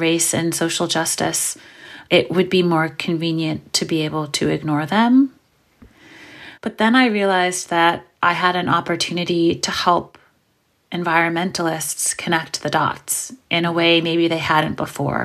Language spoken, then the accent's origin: English; New York City, New York, United States; born or raised there